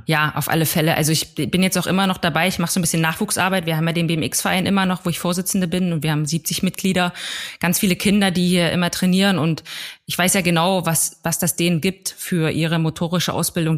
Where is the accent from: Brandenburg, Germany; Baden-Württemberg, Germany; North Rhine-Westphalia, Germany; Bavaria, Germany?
Brandenburg, Germany; Plessa; Ich komme aus einem kleinen Dorf namens Plessa in Südbrandenburg und da lebe ich aktuell auch wieder